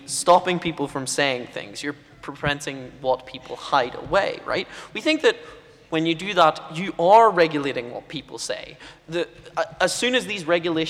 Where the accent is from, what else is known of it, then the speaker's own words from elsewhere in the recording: United Kingdom; as a British person with a funny accent